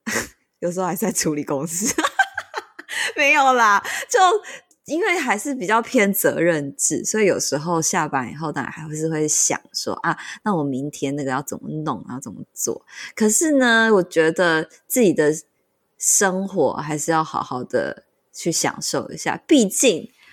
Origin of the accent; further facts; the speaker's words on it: central Taiwan, Taiwan; moved away; 我们中部人就是要喝那种看起来很 fancy 的饮料店。